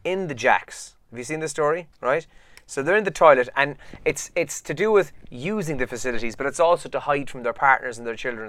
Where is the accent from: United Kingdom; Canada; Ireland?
Ireland; as Irish people